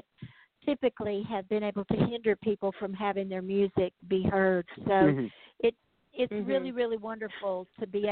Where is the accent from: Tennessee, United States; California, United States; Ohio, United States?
Tennessee, United States; Memphis; now in Nashville, United States; I was born in Memphis, Tennessee